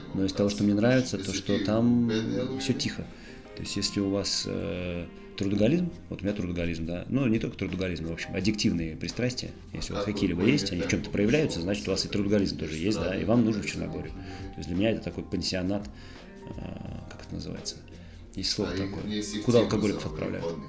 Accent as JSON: {"language": "Russian", "town": "Tolyatti", "region": "Samara Oblast", "country": "Russia", "tie": "born or raised there", "also_born_or_lived": "Canada", "moved": "as an adult", "lives_now": "Montenegro", "said": "я родился в Тольятти, жил в Шузовом всю свою осознанную жизнь, вот прям с детства, с глубокого"}